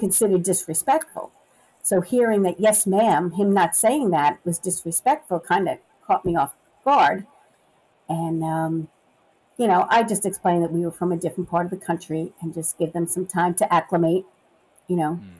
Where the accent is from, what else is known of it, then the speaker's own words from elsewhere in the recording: New York City, New York, United States; moved away as an adult; also born or lived in Long Island, New York; now in Memphis, United States; I was born and raised in Brooklyn, New York, then moved to the suburbs of the city and lived on Long Island